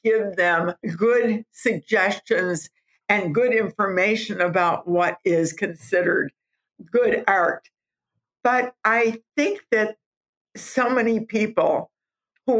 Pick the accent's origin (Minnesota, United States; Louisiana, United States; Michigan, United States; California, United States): Michigan, United States; Southfield; I was a housewife from Southfield, Michigan.